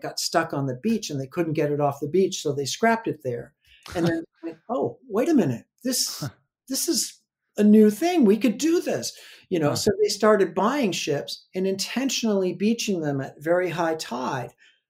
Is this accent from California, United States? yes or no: yes; Southern California, United States; I'm from Southern California.